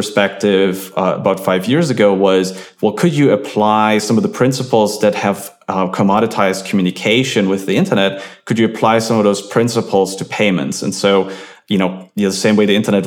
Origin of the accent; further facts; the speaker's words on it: Germany; moved away; I'm from Germany, we had BTX